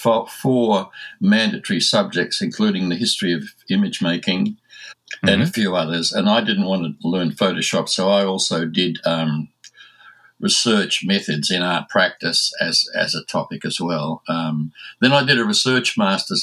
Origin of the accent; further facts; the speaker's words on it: Australia; accent: Aussie; my Aussie accent